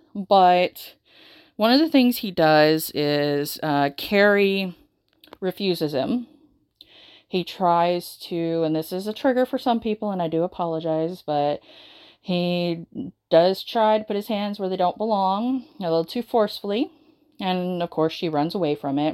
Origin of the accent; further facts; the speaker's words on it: the South, United States; growing up in the South, in the United States